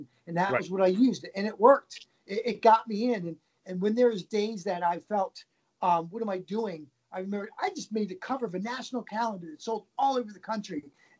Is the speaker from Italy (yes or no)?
no; Baltimore, Maryland, United States; moved away as an adult; now in New York City, United States; I think 3 days from leaving my hometown in Baltimore to come to move to New York City.